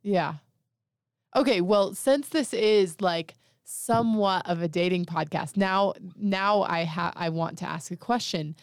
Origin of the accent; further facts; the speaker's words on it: Monticello, Utah, United States; I'm from Monticello